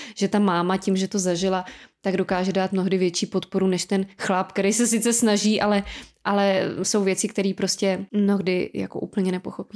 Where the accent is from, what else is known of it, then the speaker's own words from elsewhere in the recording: Czechia; my i jako Češi